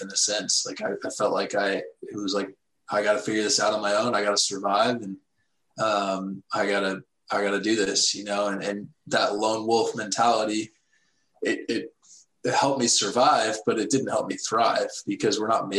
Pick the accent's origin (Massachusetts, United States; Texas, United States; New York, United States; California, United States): Texas, United States; I grew up in Texas, Bible Belt